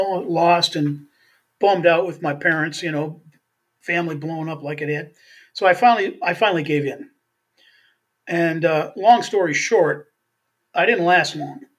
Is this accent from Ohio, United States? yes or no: no; Beaver Dam, Wisconsin, United States; also born or lived in Milwaukee, Wisconsin; Beaver Dam, Wisconsin, which is where I was born in Beaver Dam